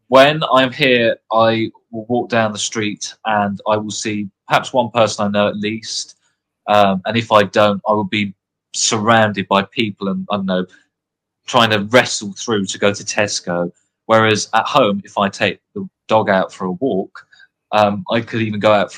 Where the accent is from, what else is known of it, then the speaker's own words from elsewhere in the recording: United Kingdom; moved away as an adult; now in Oxford, United Kingdom; I'm British